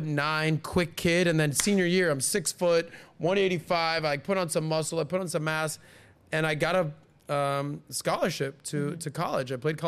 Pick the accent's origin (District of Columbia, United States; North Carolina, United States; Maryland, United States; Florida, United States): Florida, United States; Miami; I grew up in Miami. I've lived in Miami. I still hang out in Miami.